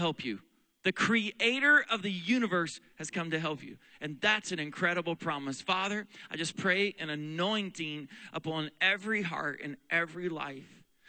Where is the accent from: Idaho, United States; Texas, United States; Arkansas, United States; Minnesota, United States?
Texas, United States; also born or lived in Oklahoma / Pennsylvania; In fact, this is now where we live in our home state of Pennsylvania. My wife is from here. I'm from Texas and Oklahoma